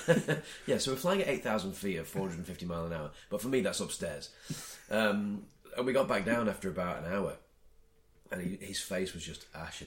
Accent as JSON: {"language": "English", "town": "Blackpool", "region": "North West England", "country": "United Kingdom", "said": "I'm that guy from Blackpool"}